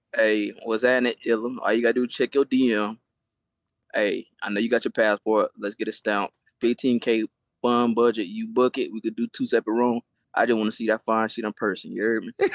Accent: Florida, United States; I'm from Florida

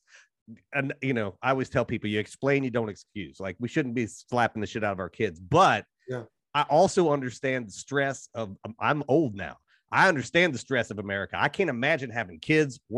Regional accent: Appalachia, United States; now in Pittsburgh, United States; growing up in Appalachia

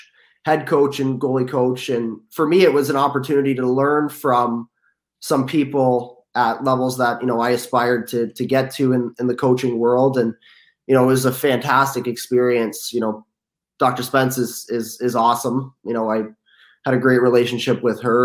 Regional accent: St. Catharines, Ontario, Canada; I grew up in St. Catharines in the Niagara region here in Ontario

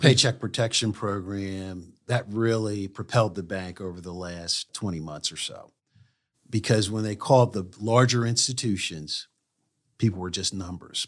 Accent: Wilmington, Delaware, United States; I grew up in Wilmington, Delaware

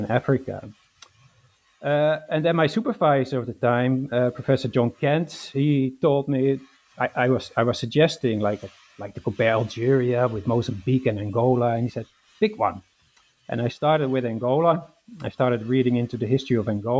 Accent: Netherlands; moved away as an adult; also born or lived in London, United Kingdom; now in Glasgow, United Kingdom; I was born in the Netherlands and raised in the Netherlands.

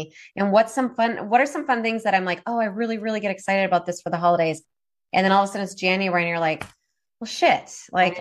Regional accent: Minnesota, United States; now in Oregon, United States; I'm originally from Minnesota.

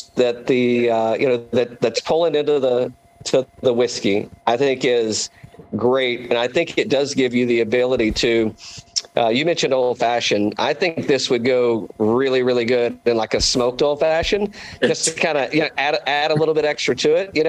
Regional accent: East Tennessee, United States; I'm originally from East Tennessee too.

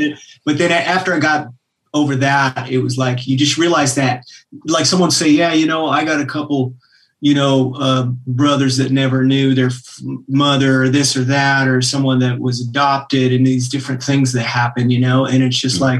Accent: Anchorage, Alaska, United States; moved away; I grew up in Anchorage, Alaska

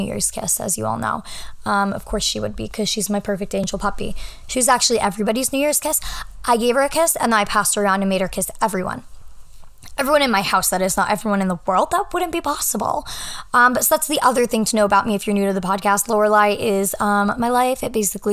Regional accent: New Hampshire, United States; moved away as an adult; now in New York City, United States; I am at my family's home in New Hampshire, which is where I'm from

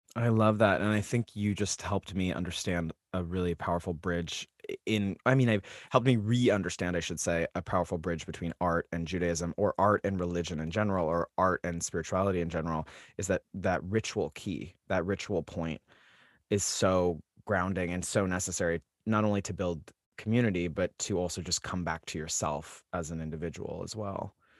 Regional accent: Salt Lake City, Utah, United States; I come from Salt Lake City, Utah

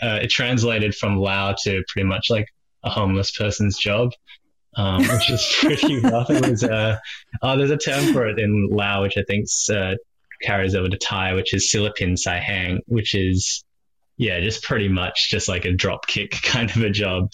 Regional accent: Melbourne, Victoria, Australia; moved away as an adult; now in Sydney, Australia; grew up in the sleepy suburbs of uh, Springvale, crazy uh, melting pot of culture, I suppose, in Melbourne

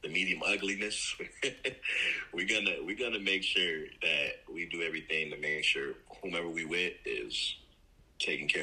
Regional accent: Miami, Florida, United States; I'm from Miami, living born and raised in Miami, Florida

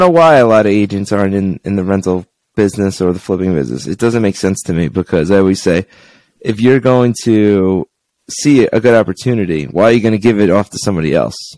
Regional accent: Long Island, New York, United States; moved away as an adult; now in Henderson, United States; I'm from Long Island, New York, and I moved to Henderson, Nevada about 11 years ago

